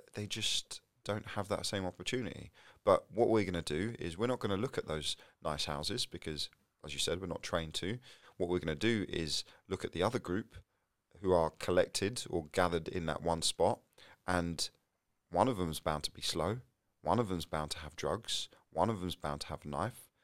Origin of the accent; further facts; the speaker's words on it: London, United Kingdom; I'm from North London, you know, Tottenham and Enfield